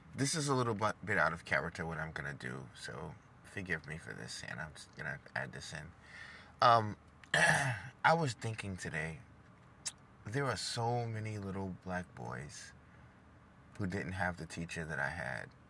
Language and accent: English; New York City, New York, United States; moved away as an adult; also born or lived in Dubai / Dallas; Growing up in New York City and South Jamaica, 80s and 90s